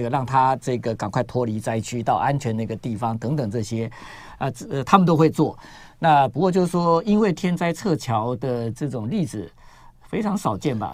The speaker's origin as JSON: {"language": "Chinese", "country": "Taiwan", "said": "我们台湾人哦，基本上神经比较大条"}